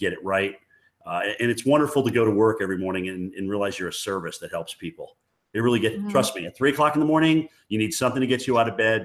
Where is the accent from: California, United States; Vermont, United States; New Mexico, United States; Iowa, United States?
Vermont, United States; White River Junction; growing up in New England